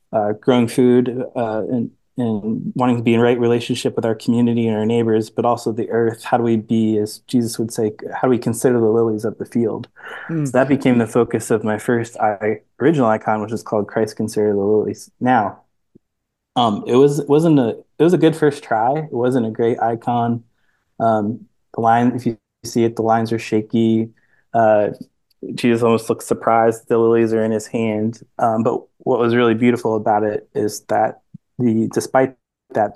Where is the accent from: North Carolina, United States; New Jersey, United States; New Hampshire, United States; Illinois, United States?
Illinois, United States; Chicago; moved away as an adult; also born or lived in Ohio; I grew up in Chicago.